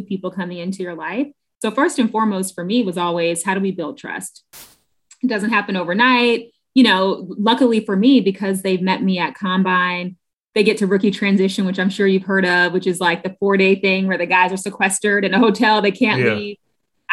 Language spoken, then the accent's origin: English; Washington, District of Columbia, United States; I'm from Southeast DC